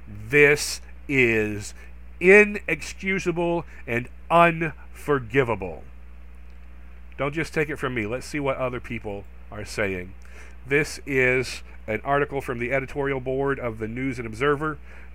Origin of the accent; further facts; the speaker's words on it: North Carolina, United States; I've seen it from the outside as a native North Carolinian. Yes, I was actually born and raised in North Carolina. You may or may not believe that based on my accent or lack of an accent.